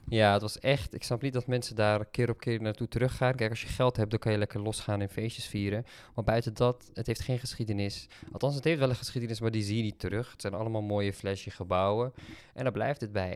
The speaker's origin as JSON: {"language": "Dutch", "country": "Netherlands", "said": "als Nederlanders"}